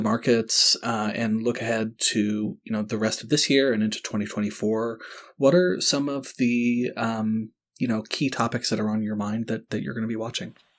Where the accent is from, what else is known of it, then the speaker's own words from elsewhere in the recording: North Carolina, United States; I grew up in North Carolina